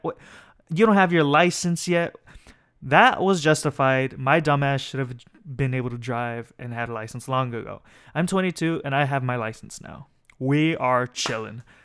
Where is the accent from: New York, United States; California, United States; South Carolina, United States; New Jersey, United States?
California, United States; Escondido; moved away as an adult; now in Pomona, United States; I'm from San Diego, city called Escondido. but I'm living up here for school